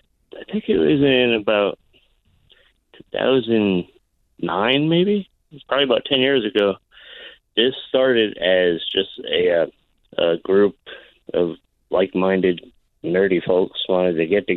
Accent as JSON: {"language": "English", "region": "Connecticut", "country": "United States", "moved": "yes", "lives_now": "Alaska, United States", "said": "Like I came here, I've been here for 15 years. I came from Connecticut."}